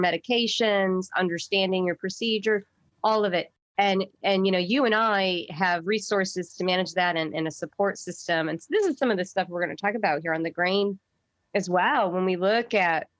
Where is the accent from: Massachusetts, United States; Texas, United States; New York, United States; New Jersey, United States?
New York, United States; upstate; moved away as an adult; now in South Carolina, United States; I'm a little white girl from upstate New York, I've lived in South Carolina for almost 20 years, though.